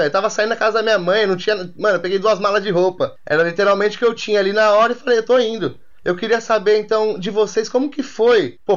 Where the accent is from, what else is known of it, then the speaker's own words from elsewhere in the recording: São Paulo, Brazil; nós como, a, a, nós, como paulistas, a gente tá meio que por fora dessa